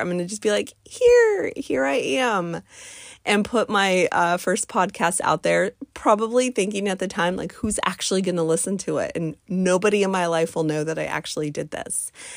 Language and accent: English; United States; my home country of the United States of America